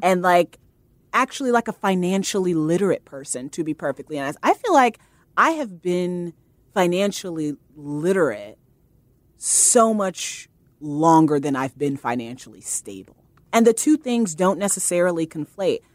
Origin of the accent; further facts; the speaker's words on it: Fort Wayne, Indiana, United States; moved away as an adult; now in New York, United States; I'm from Fort Wayne, Indiana